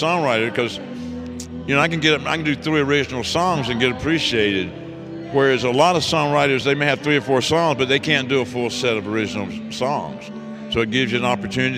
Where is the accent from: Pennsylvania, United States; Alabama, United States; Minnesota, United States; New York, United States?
Alabama, United States; Birmingham; moved away; also born or lived in Georgia / Wiregrass, Alabama; I actually grew up in Birmingham, Alabama during the 60s.